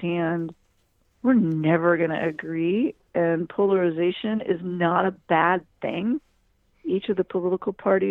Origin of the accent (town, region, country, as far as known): United States